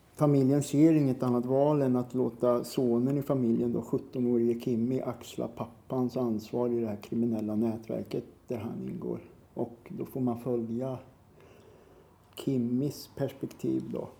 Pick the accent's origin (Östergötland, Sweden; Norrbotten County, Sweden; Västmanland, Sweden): Östergötland, Sweden; Norrköping; Jag är uppvuxen i Norrköping. Mm. I ett ställe som ligger på utkanten av Norrköping som heter Navestad